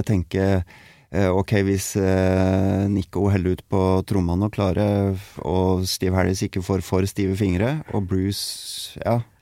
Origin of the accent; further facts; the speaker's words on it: Tolga, Innlandet, Norway; jeg er veldig glad i hjembygda mi